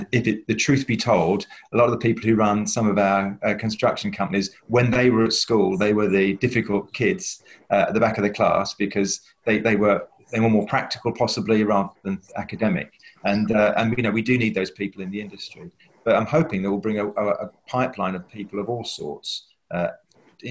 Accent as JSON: {"language": "English", "region": "London", "country": "United Kingdom", "tie": "born or raised there", "said": "I come from East London, and there were 300 kids who started school with me at the age of 11"}